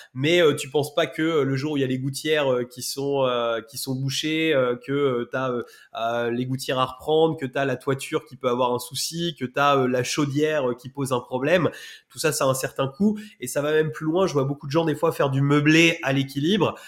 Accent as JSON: {"language": "French", "town": "Rouen", "region": "Normandy", "country": "France", "tie": "born or raised there", "said": "j'ai grandi, j'ai grandi à Rouen"}